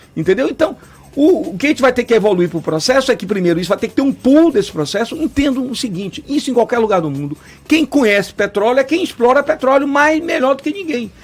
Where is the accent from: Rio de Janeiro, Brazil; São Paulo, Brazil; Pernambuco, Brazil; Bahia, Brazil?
Bahia, Brazil; Baía de Todos os Santos; na minha infância, que tomava banho na Baía de Todos Santos, Bom Jesus dos Próprios